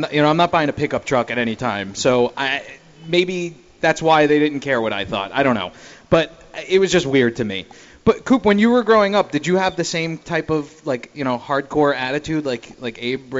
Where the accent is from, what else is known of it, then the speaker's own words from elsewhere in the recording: Long Island, New York, United States; I wasn't raised in Pansyville. No, it was Long Island, but suburban mindset.